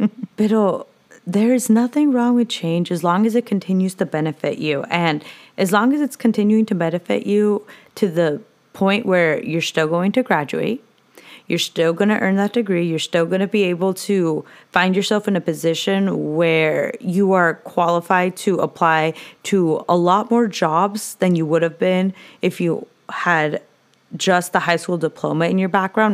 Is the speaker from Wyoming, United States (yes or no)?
no; Orange / Santa Ana, California, United States; also born or lived in Santa Ana, California; I was born in Orange, and was raised the first five years in Santana and was near Flower Street.